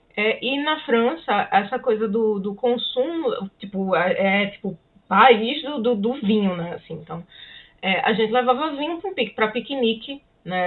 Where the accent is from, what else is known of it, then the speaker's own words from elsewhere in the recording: Brazil; moved away as an adult; now in Canada; de onde nós viemos, assim, no é, Brasil